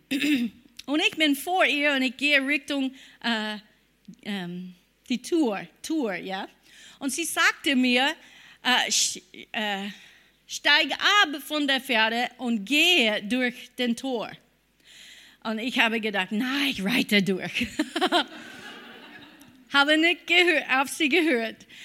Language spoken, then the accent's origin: German; United States; German is a second language; Obwohl ich war eine Amerikanerin und habe gedacht, ich glaube an Gott.